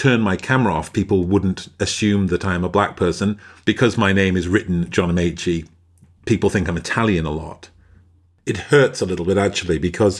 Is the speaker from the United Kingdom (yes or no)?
yes; Stockport, North West England, United Kingdom; I grew up in Stockport. It's a tiny little town near Manchester.